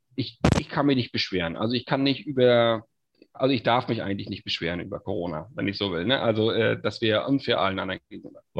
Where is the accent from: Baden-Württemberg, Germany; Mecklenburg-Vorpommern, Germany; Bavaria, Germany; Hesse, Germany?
Mecklenburg-Vorpommern, Germany; Stralsund; ich bin gebürtiger Stralsunder, komm also auch hierher